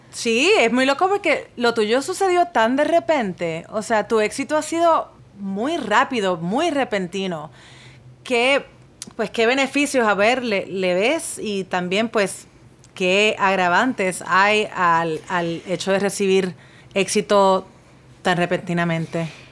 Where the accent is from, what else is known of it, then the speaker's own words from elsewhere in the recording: Puerto Rico; yo soy puertorriqueña. Hmm. Y nosotros en Puerto Rico hablamos mucho spanglish